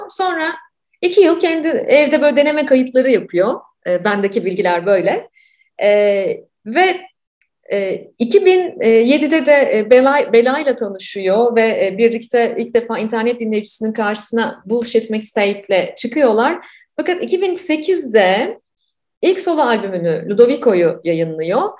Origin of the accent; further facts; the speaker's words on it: Ankara, Turkey; ben de Ankaralıyım